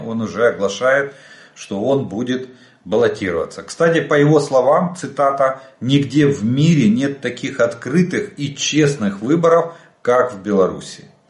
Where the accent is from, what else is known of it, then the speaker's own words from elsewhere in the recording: Ukraine; мы из Украины